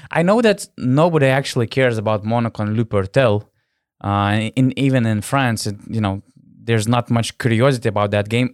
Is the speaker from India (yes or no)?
no; Panevėžys, Panevėžys County, Lithuania; now in Vilnius, Lithuania; I'm living in, in Vilnius, my hometown is Panevėžys